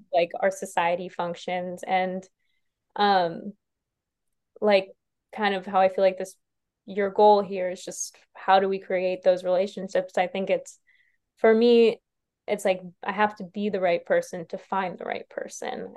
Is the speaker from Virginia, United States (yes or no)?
no; New York, United States; moved away; I'm from New York originally